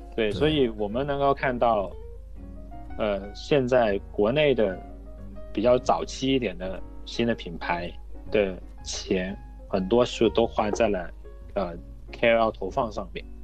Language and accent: Chinese; China; 我们是中国人，我们更懂中国的这样的一个成本的结构